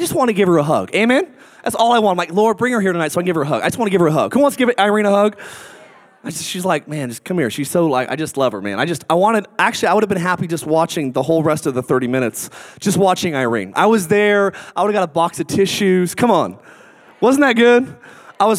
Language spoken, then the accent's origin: English; Boise, Idaho, United States; I'm from Boise, Idaho